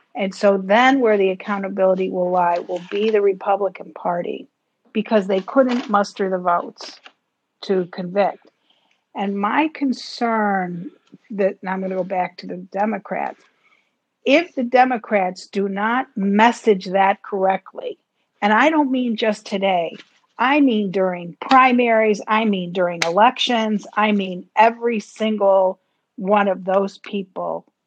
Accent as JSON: {"language": "English", "country": "United States", "said": "as an American"}